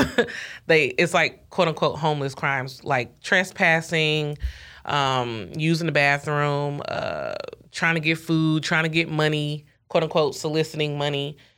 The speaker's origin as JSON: {"language": "English", "town": "Ferguson", "region": "Missouri", "country": "United States", "tie": "born or raised there", "said": "Mike Brown was killed in my hometown"}